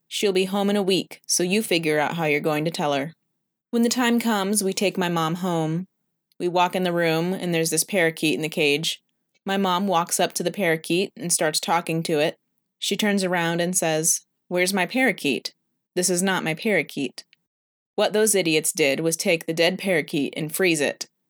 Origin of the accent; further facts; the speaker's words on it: San Antonio, Texas, United States; I was born in an elevator of the Santa Rosa Hospital in San Antonio, Texas